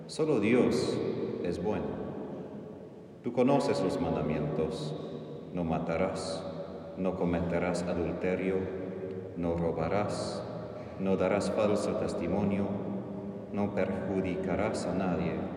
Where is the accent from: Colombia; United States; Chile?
United States; South Texas; Spanish is a second language; moved away as an adult; also born or lived in Philippines; now in Argentina; soy originalmente de Estados Unidos, de Texas del Sur, por eso aprendí español cerca de la frontera de México